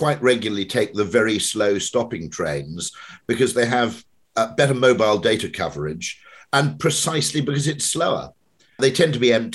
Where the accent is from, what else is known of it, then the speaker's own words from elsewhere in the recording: Welsh, Wales, United Kingdom; I'm Welsh